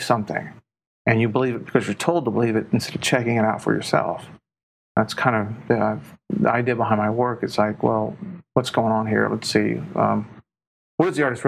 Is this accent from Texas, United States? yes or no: yes; Houston, Texas, United States; I'm from Houston. Actually, I was born in St. Joseph Hospital, last of the baby boomers, in 1959